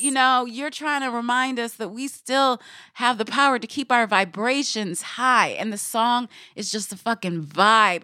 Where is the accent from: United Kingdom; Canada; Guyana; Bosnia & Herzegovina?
Guyana; I'm from Guyana